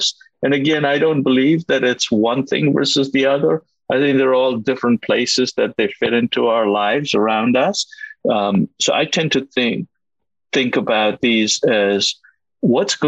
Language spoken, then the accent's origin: English; India; moved away; I was born and I grew up in India, a country that was very different from what it is today.